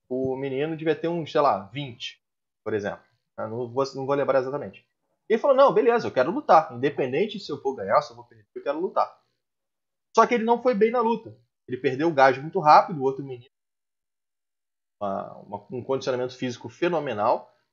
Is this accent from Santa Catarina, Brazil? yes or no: yes; Joinville, Santa Catarina, Brazil; Mas estou me esforçando. Sou de Joinville.